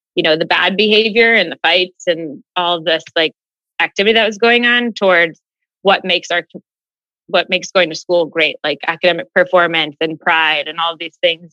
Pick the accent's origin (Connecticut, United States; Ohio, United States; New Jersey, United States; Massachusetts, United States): Ohio, United States; Westerville; Born and raised in Westerville, which is a suburb of Columbus